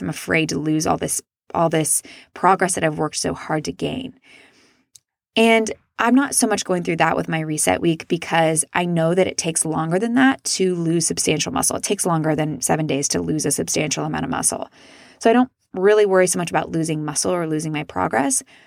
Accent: Midwest, United States; I was raised in the Midwest where it's not very polite to talk about yourself

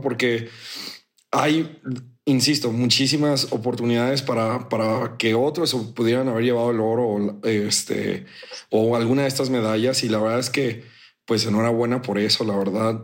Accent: Mexico; soy mexicano

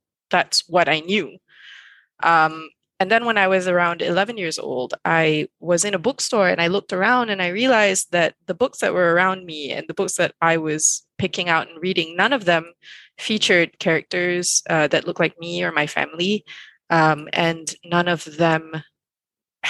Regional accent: Malaysia; I grew up in Malaysia

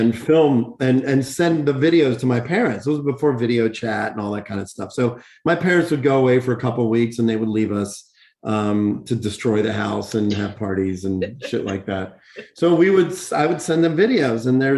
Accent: Pittsburgh, Pennsylvania, United States; growing up in Pittsburgh and Chiller Theater and Bill Cardill every Saturday night

